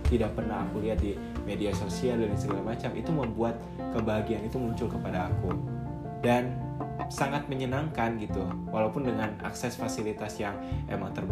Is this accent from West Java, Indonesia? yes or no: yes; West Java, Indonesia; walaupun mereka tuh orang Jawa mereka tuh seringnya ngomong bahasa Jawa aku tuh orang Sunda kayak gitu kita kadang komunikasi gak nyambung